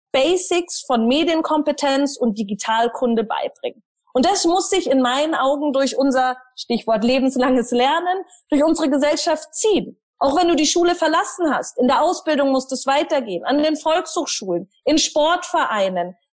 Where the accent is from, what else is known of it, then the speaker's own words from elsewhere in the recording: Germany; da haben wir ein tolles Buch als Deutsche, nämlich unser Grundgesetz.